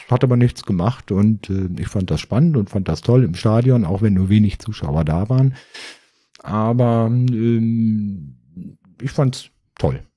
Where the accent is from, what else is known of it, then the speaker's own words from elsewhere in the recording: Nordhorn, Lower Saxony, Germany; moved away as an adult; also born or lived in Berlin; ich bin ähm, in der Nähe von Nordhorn aufgewachsen bin dann äh, Anfang der 90er nach Berlin gezogen